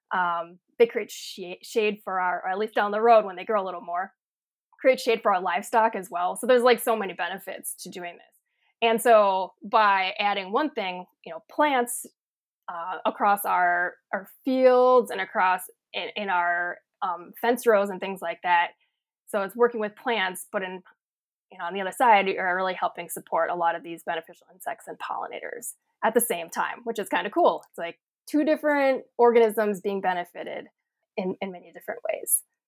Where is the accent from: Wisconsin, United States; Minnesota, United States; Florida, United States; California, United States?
Wisconsin, United States; Sheboygan County; So we're in Sheboygan County, so over kinda close to Lake Michigan. And yes, this is the farm that I grew up on.